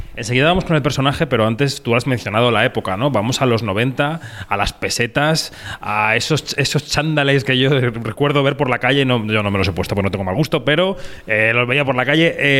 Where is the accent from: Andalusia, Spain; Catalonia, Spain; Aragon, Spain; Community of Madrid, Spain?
Community of Madrid, Spain; Madrid; yo que soy madrileño de barrio, aunque no se me note por el acento, soy de Carabanchel